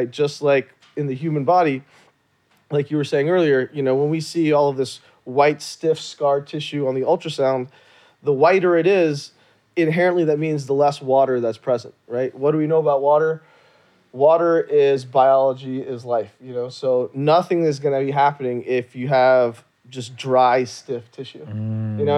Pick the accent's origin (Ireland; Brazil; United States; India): India; Jammu and Kashmir; Like I'm from from Kashmir, North India, you know, and yoga was was was created in India.